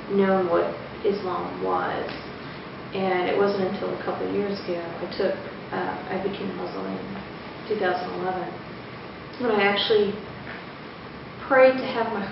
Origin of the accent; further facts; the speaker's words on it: New England, United States; I was born in New England and I was raised Unitarian Universalist